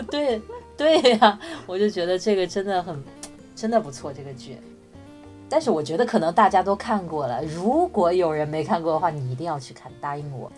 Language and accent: Chinese; China; 我们在国内成长